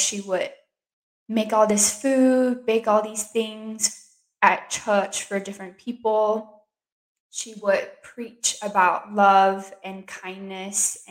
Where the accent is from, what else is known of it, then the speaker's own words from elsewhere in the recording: Singapore; now in United States; I grew up in Singapore